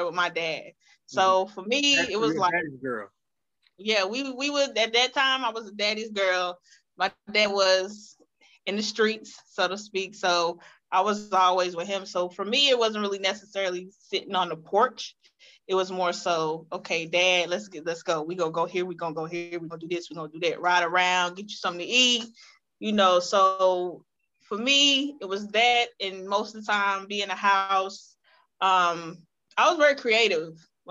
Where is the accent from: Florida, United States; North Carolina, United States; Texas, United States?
North Carolina, United States; Reidsville; moved away as an adult; also born or lived in Greensboro, North Carolina; now in Charlotte, United States; Born and raised in the 27320. That's where I am from